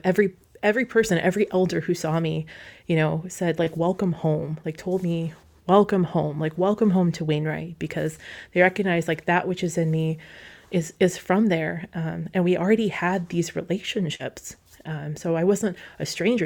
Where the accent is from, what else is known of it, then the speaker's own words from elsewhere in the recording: Wasilla, Alaska, United States; I grew up like in Wasilla